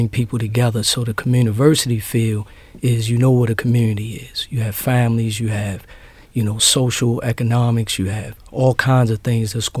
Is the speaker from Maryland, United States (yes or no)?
yes; Baltimore, Maryland, United States; I grew up in Sandtown in the Gilmore area